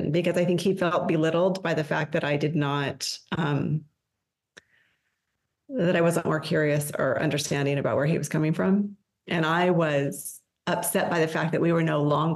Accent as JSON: {"language": "English", "region": "Colorado", "country": "United States", "tie": "born or raised there", "also_born_or_lived": "Washington State / Massachusetts", "moved": "as an adult", "lives_now": "Mesa, Arizona, United States", "said": "when we moved to Colorado, I was 10 and I was raised most of my life there."}